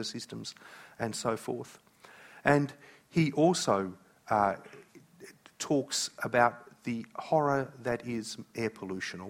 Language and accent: English; Australia; I am an Aussie